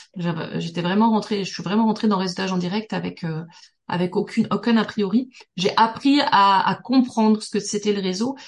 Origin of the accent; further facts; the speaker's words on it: Toulouse, Occitania, France; moved away as an adult; also born or lived in Paris; je viens de Toulouse